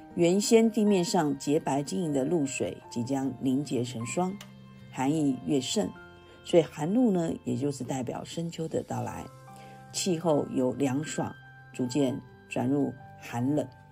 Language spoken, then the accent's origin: Chinese; Taiwan; 就是等待这个我们台湾这边开放。